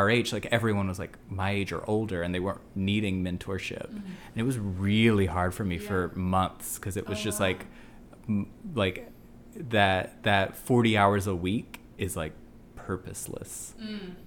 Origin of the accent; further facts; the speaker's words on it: the South, United States; also born or lived in Birmingham, Alabama / Pittsburgh, Pennsylvania; we're both gay from the South